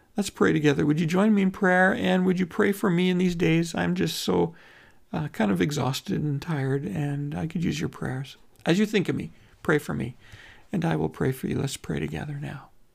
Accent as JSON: {"language": "English", "country": "Canada"}